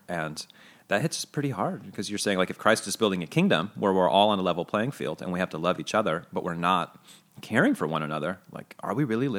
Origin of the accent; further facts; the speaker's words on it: Kansas City, Missouri, United States; I remember growing up in Kansas City, we don't have quite as much of a homeless population as we do, but, you know, it's cold there and there's a lot of need.